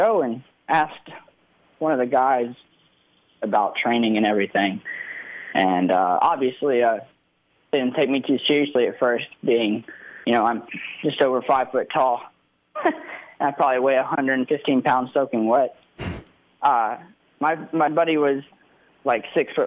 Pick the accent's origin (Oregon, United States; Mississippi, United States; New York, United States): Mississippi, United States; Olive Branch; a stadium in my hometown